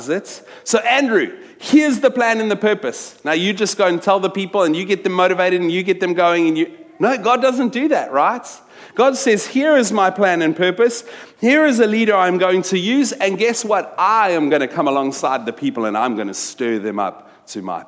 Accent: Wellington, Western Cape, South Africa; moved away as an adult; also born or lived in New York; I grew up in South Africa, in a little town from when I was 10 to when I finished matric, a little Afrikaans town called Wellington

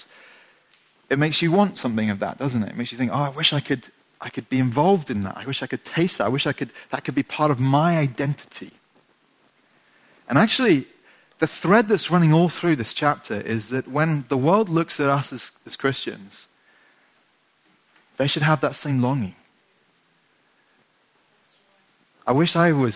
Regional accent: England, United Kingdom; being English

